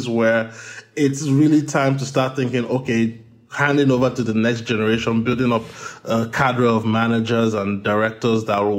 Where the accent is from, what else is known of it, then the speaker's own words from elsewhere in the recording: Nigeria; moved away; I have an international background. I was born and raised in Nigeria.